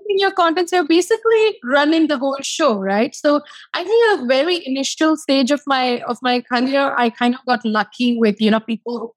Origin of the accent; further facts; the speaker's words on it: India; moved away as an adult; now in Los Angeles, United States; I'm from India.